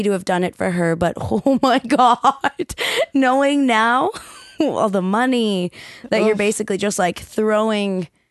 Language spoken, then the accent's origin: English; Burnaby, British Columbia, Canada; born or raised there